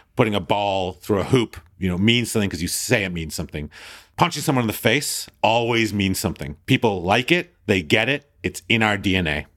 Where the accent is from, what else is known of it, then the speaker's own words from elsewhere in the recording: Thornhill, Ontario, Canada; I'm this Jew from Thornhill